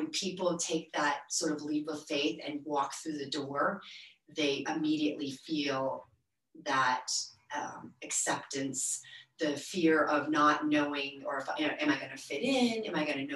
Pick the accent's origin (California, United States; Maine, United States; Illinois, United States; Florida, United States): Maine, United States; moved away; I grew up in Maine